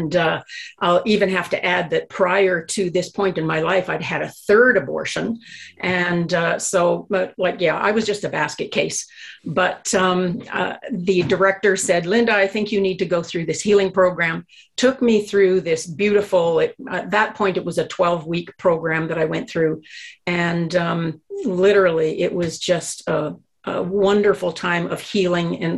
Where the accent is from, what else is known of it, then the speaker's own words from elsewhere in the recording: Ontario, Canada; moved away as an adult; now in Edmonton, Canada; I came originally from Ontario. And I moved out to the Edmonton area when I was in my early 20s.